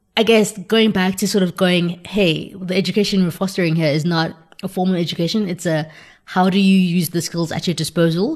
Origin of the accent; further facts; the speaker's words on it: South Africa; as a South African growing up in South Africa